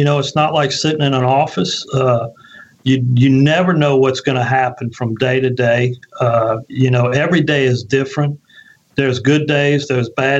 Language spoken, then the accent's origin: English; Ocean Springs, Mississippi, United States; also born or lived in Biloxi, Mississippi; My family decided to move to Ocean Springs. Yeah, I was 9 years old at the time.